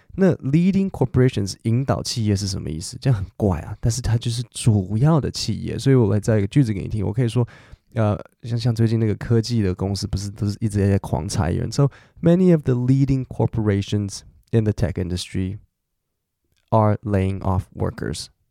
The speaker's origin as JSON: {"language": "Chinese", "country": "Taiwan", "said": "因为我是我们台湾人嘛，我比较客气"}